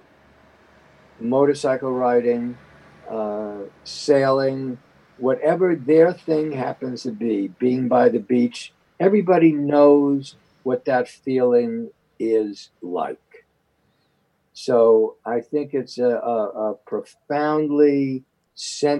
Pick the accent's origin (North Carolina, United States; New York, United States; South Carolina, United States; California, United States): New York, United States; New York City; I was born and raised in the Upper West Side